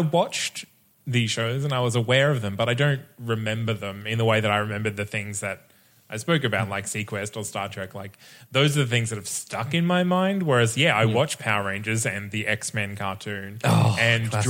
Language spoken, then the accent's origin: English; Bundaberg, Queensland, Australia; I grew up in Bundaberg